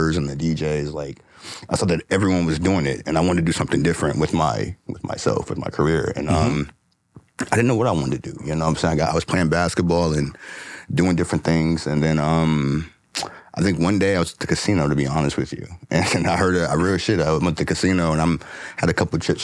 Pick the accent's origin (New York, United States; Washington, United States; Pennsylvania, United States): Washington, United States; Federal Way; also born or lived in Cleveland, Ohio; I was raised in Federal Way. Grew up in a little small town out there.